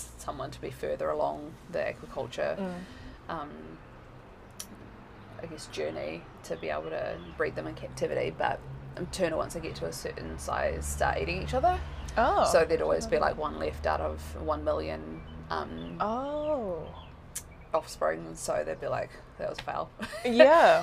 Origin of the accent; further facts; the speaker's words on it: Whangarei, Northland, New Zealand; also born or lived in Tokyo, Japan; growing up in New Zealand, we weren't really encouraged to speak any other language except English.